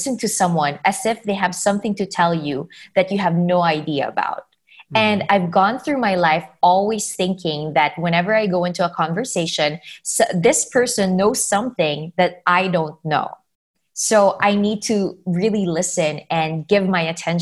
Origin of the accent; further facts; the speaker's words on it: Philippines; I come from the Philippines, and in our country, not a lot of people talk about mental health and mental health disabilities. I grew up being branded as just emotional or artistic